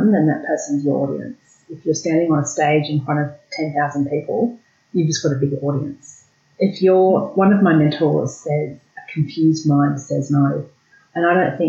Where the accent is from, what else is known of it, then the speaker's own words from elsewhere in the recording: Australia; what it was like living in Australia, what it was like growing up in Australia